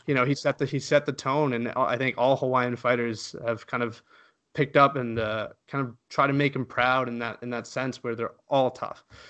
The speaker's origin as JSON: {"language": "English", "country": "Canada", "said": "as a Canadian"}